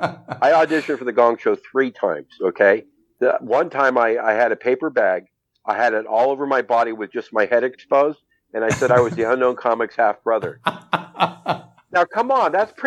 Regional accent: West Covina, California, United States; moved away as an adult; also born or lived in San Gabriel, California / San Fernando Valley, California / Studio City, California / Sherman Oaks, California; now in Las Vegas, United States; I've born and raised in West Covina, and then I lived in the Valley up till 2019.

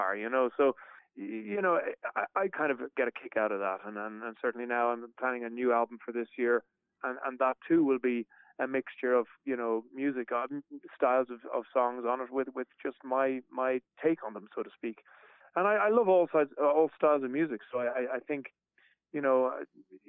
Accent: Ireland; accent: Irish; also born or lived in New York, United States; I would have been quite conscious, especially when I was living in America, not to lose my Irishness, you know, not my Irish accent in particular

